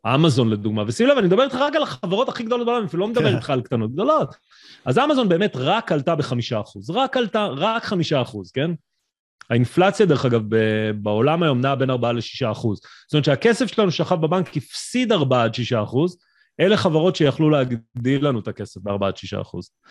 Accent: Israel; אנחנו ישראלים

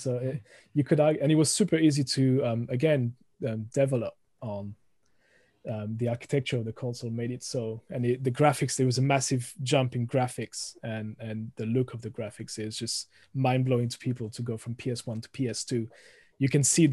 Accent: France; accent: thick French; moved away; also born or lived in United Kingdom; originally from France, as you can hear, the thick accent coming through the microphone. Moved to the UK about 20 years ago

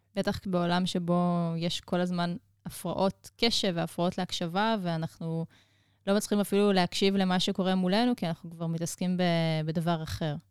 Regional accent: Israel; אנחנו כישראלים

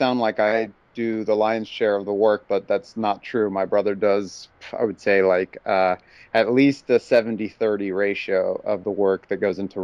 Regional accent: Texas, United States; also born or lived in Mexico; I live in Dallas, Texas currently, and grew up in Texas my whole life. I was born in Mexico

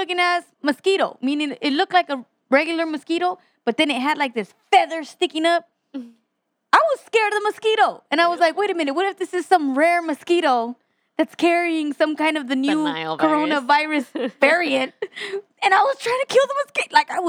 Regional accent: Texas, United States; I'm from Texas.

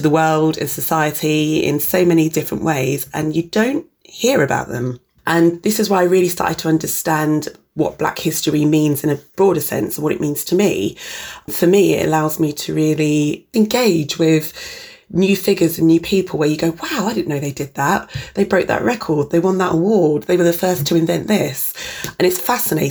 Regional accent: Reading, South East England, United Kingdom; I was born in Reading, Berkshire in the early 80s

